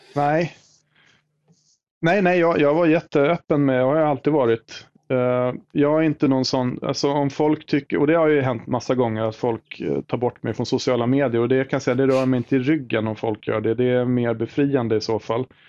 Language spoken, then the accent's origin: Swedish; Sigtuna, Stockholm County, Sweden; i Sigtuna där jag är född och uppvuxen